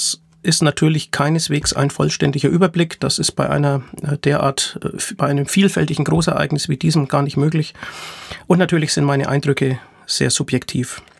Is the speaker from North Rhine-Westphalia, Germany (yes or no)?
no; Nuremberg, Bavaria, Germany; der von 7. bis 11. Juni 2023 in meiner Heimatstadt Nürnberg stattgefunden hat